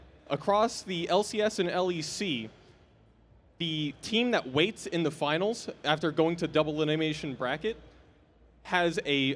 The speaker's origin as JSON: {"language": "English", "town": "Houston", "region": "Texas", "country": "United States", "tie": "born or raised there", "lives_now": "College Station, United States", "said": "living in College Station right now, about 2 hours north of here. But I was born and raised Houston"}